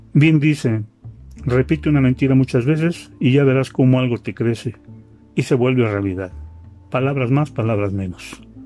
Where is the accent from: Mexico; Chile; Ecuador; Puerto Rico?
Mexico; yo soy un ciudadano mexicano que sus impuestos ha pagado